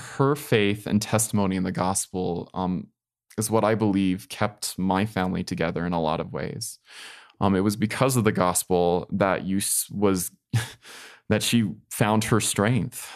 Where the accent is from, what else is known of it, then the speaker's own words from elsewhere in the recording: Colorado, United States; my hometown of Colorado